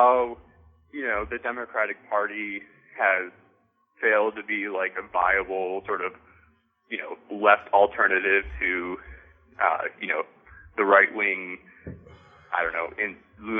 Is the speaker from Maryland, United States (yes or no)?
no; Michigan, United States; I'm a transplant from the Midwest, but I'm from southern Michigan.